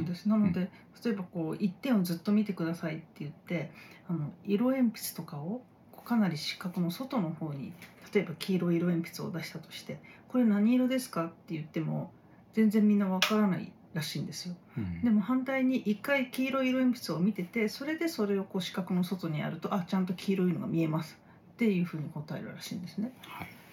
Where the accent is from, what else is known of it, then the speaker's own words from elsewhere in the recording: Japan; 日本人同士